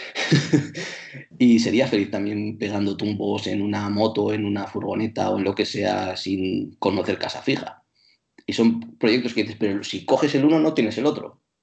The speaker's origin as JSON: {"language": "Spanish", "town": "Bilbao", "region": "Basque Country", "country": "Spain", "tie": "born or raised there", "first_language": "Spanish", "said": "cuando yo estaba en Bilbao y era un niño, era solo experiencia eh, monolingüe, porque mi lengua materna era el castellano"}